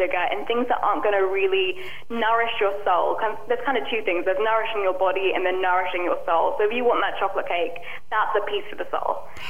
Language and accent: English; England, United Kingdom; now in Los Angeles, United States; I was shocked coming from England to Los Angeles, the amount of sugar in everything. It's extreme in the US. I think we have a bit of a sugar ban in the UK.